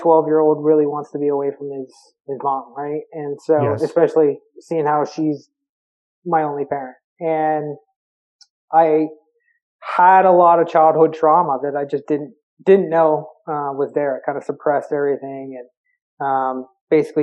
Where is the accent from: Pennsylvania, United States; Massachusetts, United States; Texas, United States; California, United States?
Pennsylvania, United States; Berwick; I was from Berwick area of Pennsylvania, which is quite known for their high school football in PA. It's a steelworking nuclear power plant, small town